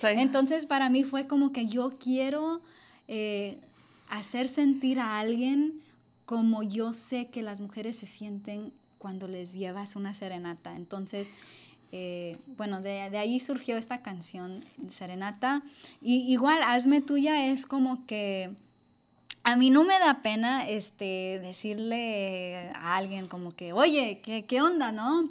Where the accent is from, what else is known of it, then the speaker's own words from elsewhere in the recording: Los Angeles, California, United States; yo crecí aquí en Los Ángeles